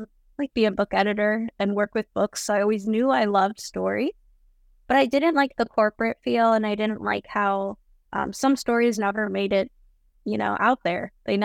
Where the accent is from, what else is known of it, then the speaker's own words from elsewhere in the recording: North Arlington, New Jersey, United States; I grew up in North Jersey in a tiny borough of North Arlington. I went to public high school.